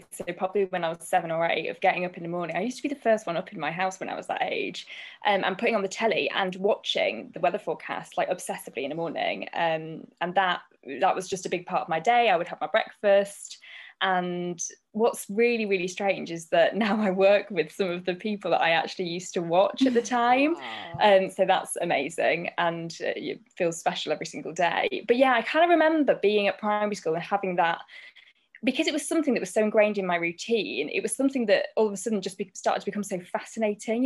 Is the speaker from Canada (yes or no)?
no; Grimsby, Yorkshire and the Humber, United Kingdom; I'm born and bred in Grimsby